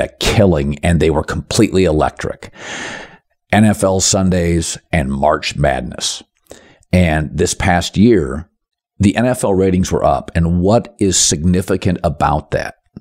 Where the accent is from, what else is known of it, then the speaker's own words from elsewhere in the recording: Pacific Northwest, United States; moved away as an adult; also born or lived in Las Vegas; I'm from the Pacific Northwest